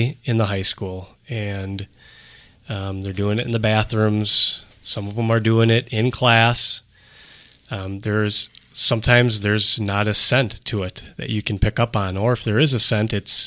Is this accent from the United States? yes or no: yes; Cedarburg, Wisconsin, United States; I grew up in Cedarburg, went to public school, went to private school in Cedarburg